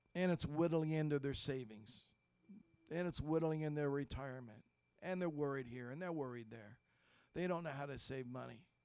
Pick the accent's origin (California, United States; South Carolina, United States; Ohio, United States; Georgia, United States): Ohio, United States; I grew up in Ohio in the 60s and 70s